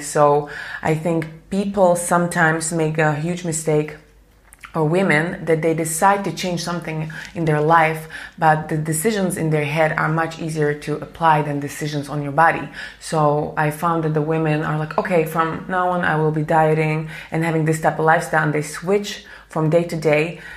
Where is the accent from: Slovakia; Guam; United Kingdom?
Slovakia; I'm from Slovakia